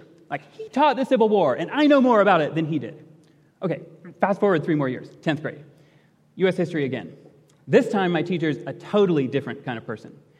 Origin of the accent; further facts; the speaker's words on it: Portage, Michigan, United States; I grew up in Portage, Michigan, went to public schools in Portage, Michigan